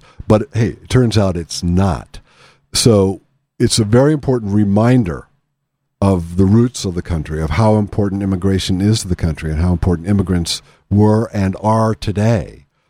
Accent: Pennsylvania, United States; I come from Western Pennsylvania, from Appalachia

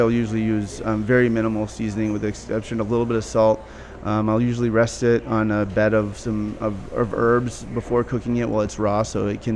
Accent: Minneapolis, Minnesota, United States; moved away as an adult; also born or lived in Chicago / California; I was born and raised here in South Minneapolis

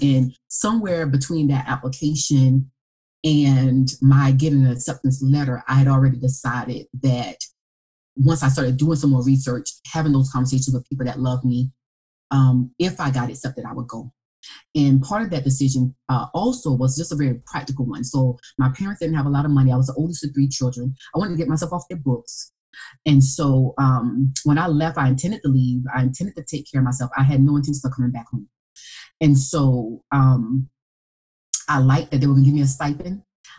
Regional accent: South Carolina, United States; also born or lived in Columbia, South Carolina; we grew up Methodist, and when they moved to Columbia, South Carolina, which was only 45 minutes from my hometown, and that was going into my junior year

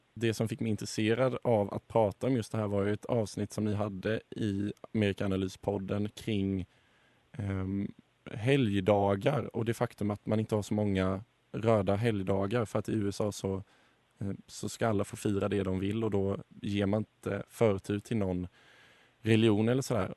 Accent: Sweden; Som svensk

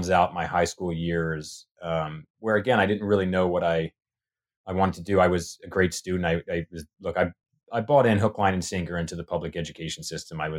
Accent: Tennessee, United States; also born or lived in Massachusetts / Long Island, New York; And I was born in Massachusetts. And then a couple years later, moved to Tennessee. That's where my childhood, uh, most of my childhood memories are.

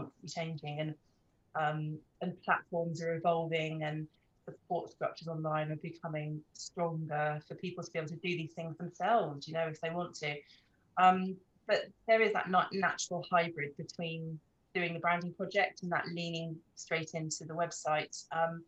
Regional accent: Norfolk, East of England, United Kingdom; also born or lived in Surrey; now in Devon, United Kingdom; I was born in Norfolk, so I wasn't born right by the coast

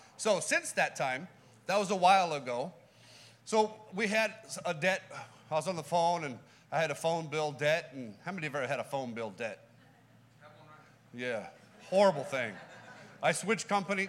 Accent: California, United States; We're from California

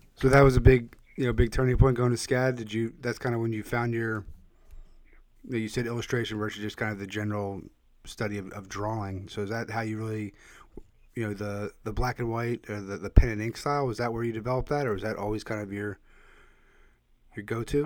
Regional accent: Philadelphia, Pennsylvania, United States; my hometown of Philadelphia

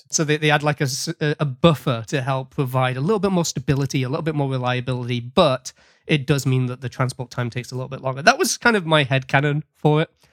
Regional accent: United Kingdom; now in Nova Scotia, Canada; I'm a British expat residing in the Canadian province of Nova Scotia.

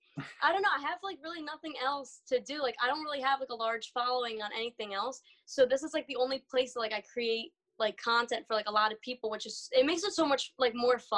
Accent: New Jersey, United States; I'm from Jersey

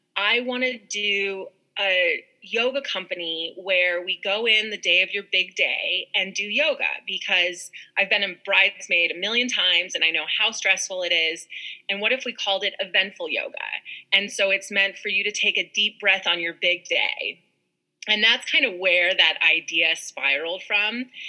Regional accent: Park City, Utah, United States; I was born and raised in Park City, Utah

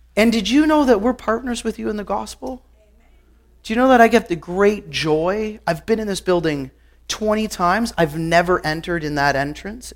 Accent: Guelph, Ontario, Canada; I grew up in Guelph, Ontario

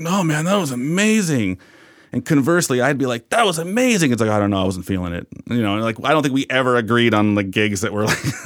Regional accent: Bellingham, Washington, United States; growing up in Bellingham

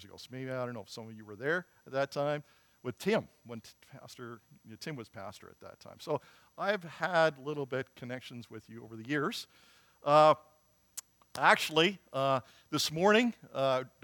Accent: Morden, Manitoba, Canada; I'm from Morden, Manitoba. There's good things that come out of Morden, okay? And so I'm a Manitoba boy.

